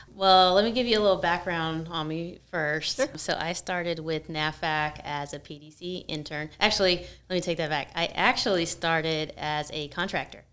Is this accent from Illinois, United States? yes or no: no; San Francisco Bay Area, California, United States; moved away as an adult; now in San Diego, United States; I'm actually from the Bay Area.